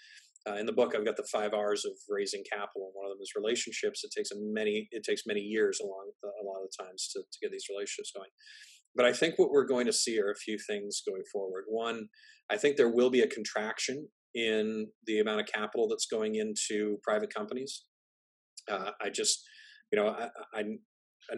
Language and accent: English; Canada; I'm Canadian.